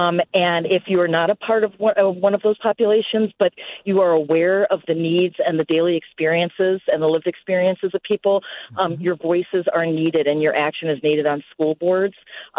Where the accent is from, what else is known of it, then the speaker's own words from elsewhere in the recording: New York City, New York, United States; moved away; And I'm living in a small town. I consider it a small town. I was born and raised in New York City